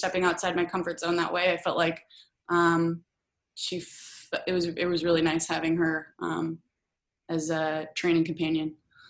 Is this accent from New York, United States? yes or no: no; Oregon, United States; I played at Oregon State and I grew up in Oregon and, hadn't really left much.